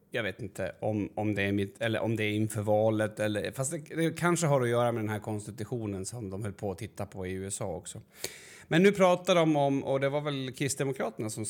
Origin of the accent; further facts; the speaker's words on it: Sweden; och jag vet inte om det beror på att vi är svenskar och hur det låter.